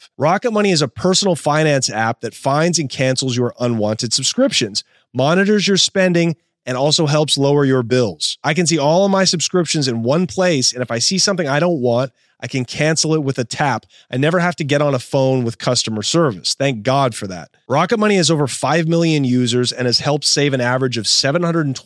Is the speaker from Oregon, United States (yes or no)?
yes; Portland, Oregon, United States